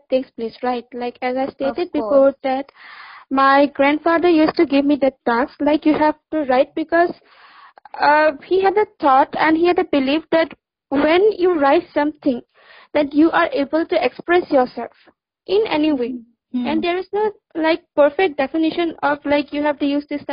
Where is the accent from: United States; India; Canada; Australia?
India; Assam; also born or lived in Delhi; I'm from Assam